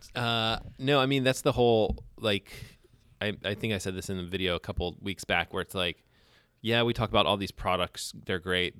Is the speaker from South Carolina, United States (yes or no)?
no; Alabama, United States; moved away; I grew up in Alabama